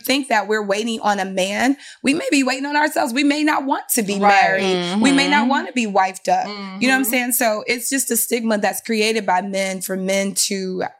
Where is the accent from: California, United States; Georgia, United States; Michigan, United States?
Michigan, United States; Detroit; I'm from Detroit.